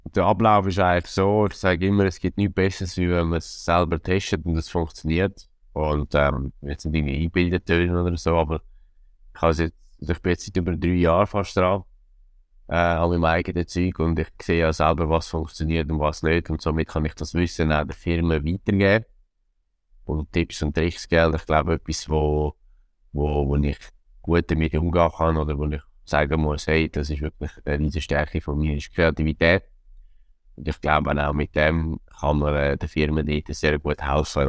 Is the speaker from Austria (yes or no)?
no; Zurich, Switzerland; als Zürcher